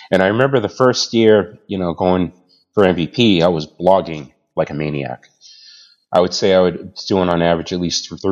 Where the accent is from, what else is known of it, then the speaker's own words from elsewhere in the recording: Boston, Massachusetts, United States; also born or lived in Canada / Australia / West Coast; now in Manchester, United States; I'm originally from Boston. I now live in Manchester, New Hampshire, but moved down to New Hampshire from Canada. And before that, I was in Australia. And before that, I was in the States on the West Coast and moved all the way across the country.